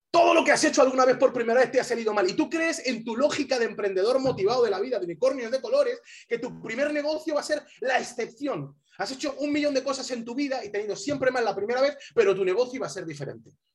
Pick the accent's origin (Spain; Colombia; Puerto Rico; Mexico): Spain; moved away as an adult; also born or lived in Alabama; yo soy español, español